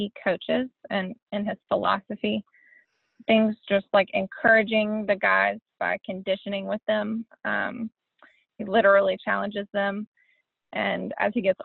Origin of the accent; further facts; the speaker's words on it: Birmingham, Alabama, United States; also born or lived in Nashville, Tennessee; I grew up in Birmingham, Alabama. I lived there pretty much my whole life, minus a short stint in Nashville